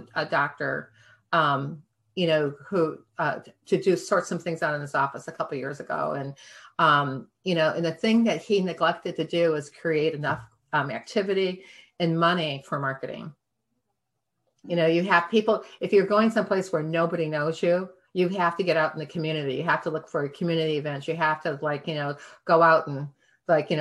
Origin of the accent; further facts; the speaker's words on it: Michigan, United States; moved away; also born or lived in Cape Cod; I'm from Michigan